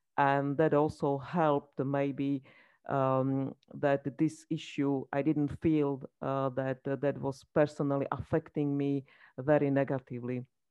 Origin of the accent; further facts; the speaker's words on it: Slovakia; I come from Slovakia, so I can say that it's a small country